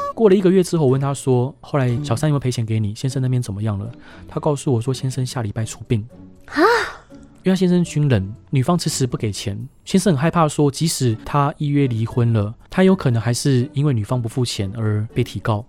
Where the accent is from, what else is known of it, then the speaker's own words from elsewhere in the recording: Taiwan; 我台湾来的